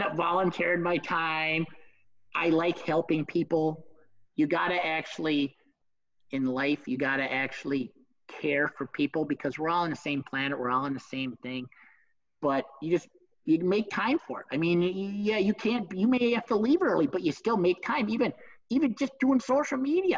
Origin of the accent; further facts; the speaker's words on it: Minnesota, United States; I'm from Minnesota